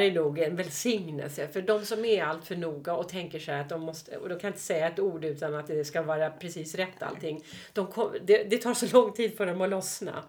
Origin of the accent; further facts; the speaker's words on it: Stockholm, Stockholm County, Sweden; also born or lived in Mallorca; Vi är stockholmare